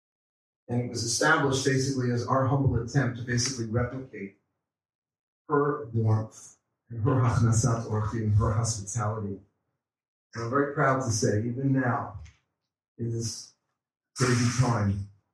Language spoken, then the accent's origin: English; New York City, New York, United States; in the Queens Jewish Center where we grew up in Queens, in Forest Hills